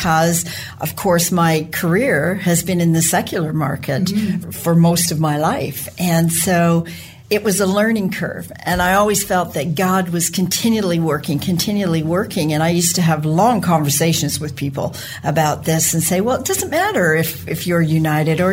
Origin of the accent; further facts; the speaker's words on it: Brantford, Ontario, Canada; moved away as an adult; also born or lived in Toronto, Canada; now in Western Canada; I grew up in Brantford and was educated in Toronto